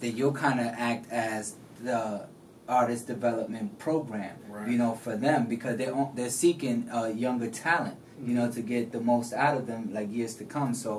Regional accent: New York, United States; I came from New York, from the Bronx

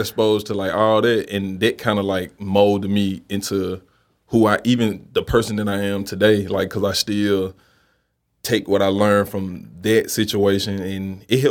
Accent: Memphis, Tennessee, United States; bro, I grew up in Memphis, and you know, I'm 30 years old and you survive in Memphis.

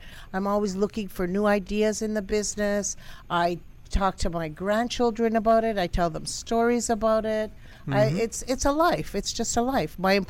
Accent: Montreal, Quebec, Canada

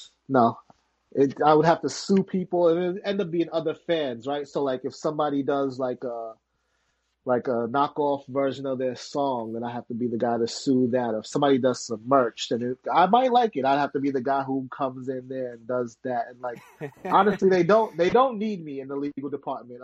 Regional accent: New York City, New York, United States; I grew up in Harlem

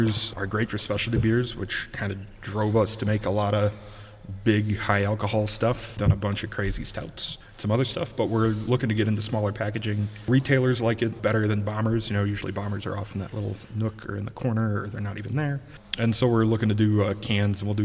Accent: Madison, Wisconsin, United States; moved away as an adult; also born or lived in Middleton, Wisconsin / Platteville, Wisconsin; now in Milwaukee, United States; I grew up in Madison.

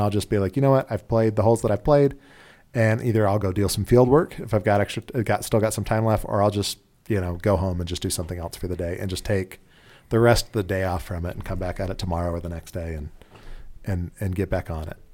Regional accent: Utah, United States; we're from Utah

